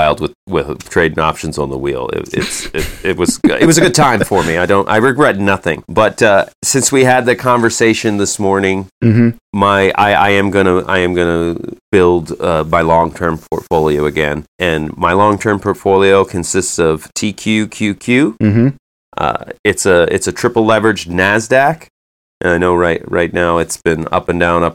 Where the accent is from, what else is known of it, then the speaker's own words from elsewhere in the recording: United States; I'm an American